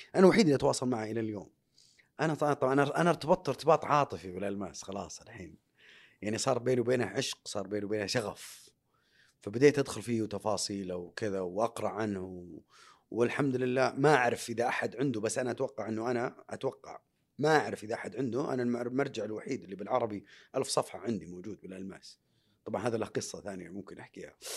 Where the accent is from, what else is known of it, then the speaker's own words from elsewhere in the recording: Saudi Arabia; انا اول سعودي في تاريخ المملكه العربيه السعوديه